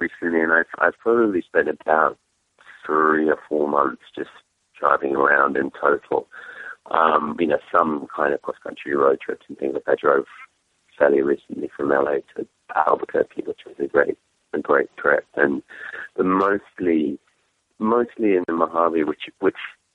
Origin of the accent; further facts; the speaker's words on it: England, United Kingdom; accent: English; my English accent